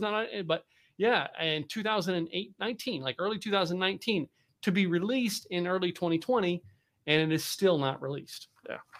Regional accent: Philadelphia, Pennsylvania, United States; the radio station that I grew up listening to in Philadelphia, Pennsylvania.

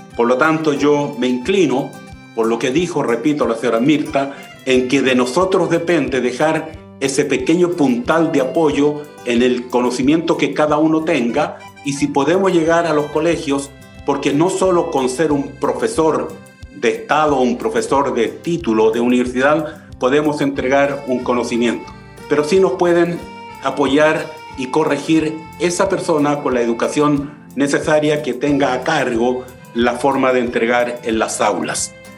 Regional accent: Chile; yo soy chileno

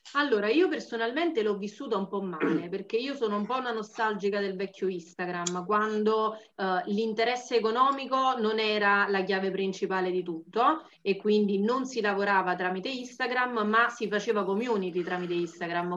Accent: Campania, Italy; sono originaria della Campania

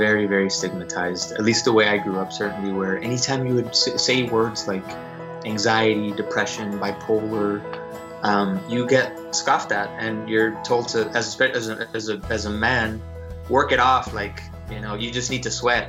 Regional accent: Dallas, Texas, United States; also born or lived in Austin, Texas / New York City; I'm from Dallas, moved to Austin to go to school

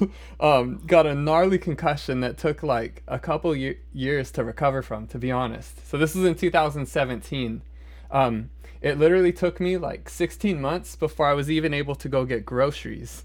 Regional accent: Omaha, Nebraska, United States; I'm from Omaha

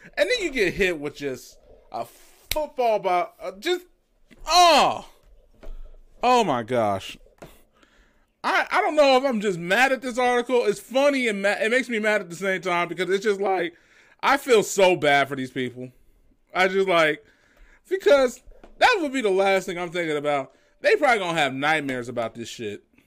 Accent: United States; I'm an American

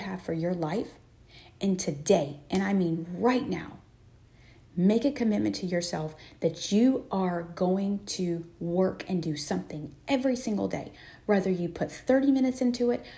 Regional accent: Texas, United States; I'm from Texas

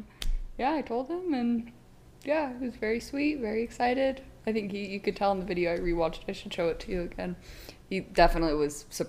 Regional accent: Utah, United States; I'm from Utah

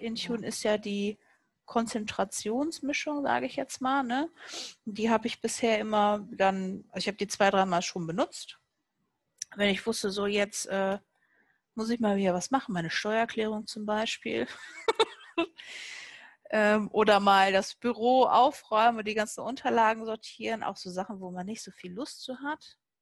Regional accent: Cologne, North Rhine-Westphalia, Germany; ich komme ja aus Köln

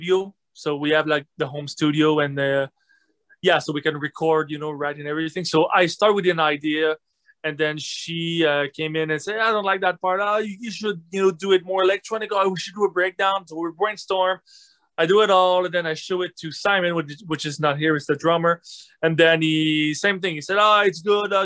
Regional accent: Quebec City, Quebec, Canada; Quebec City. It's pretty cold

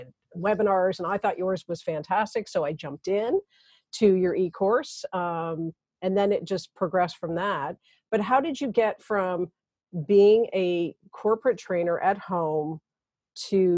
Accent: Canada; I'm a Canadian

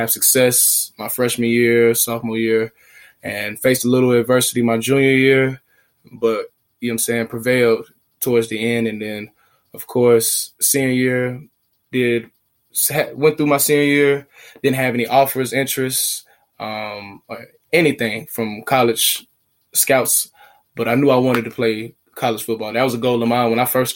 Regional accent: Atlanta, Georgia, United States; also born or lived in Smyrna, Georgia; born and raised in Atlanta, Georgia

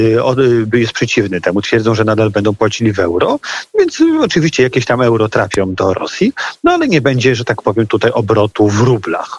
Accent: Łódź, Łódź Voivodeship, Poland; wywodzę się z Łodzi

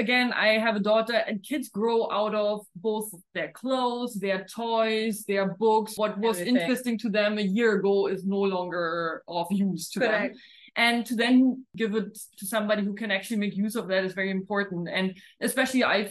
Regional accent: Germany; moved away as an adult; now in India; my education in Germany back then

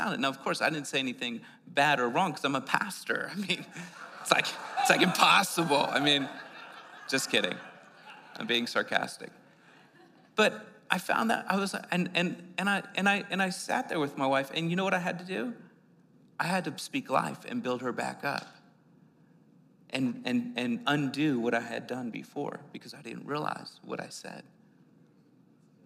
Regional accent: Northeast, United States; now in New Mexico, United States; I was being like from the Northeast

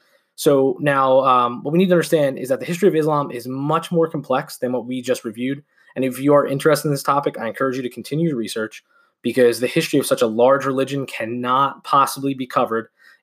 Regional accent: United States

